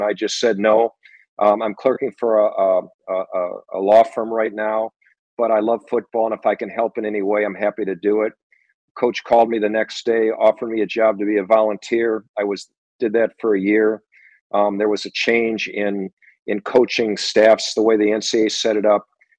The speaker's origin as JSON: {"language": "English", "town": "Minneapolis", "region": "Minnesota", "country": "United States", "tie": "born or raised there", "said": "having him be an icon and a mentor for me growing up in Minneapolis"}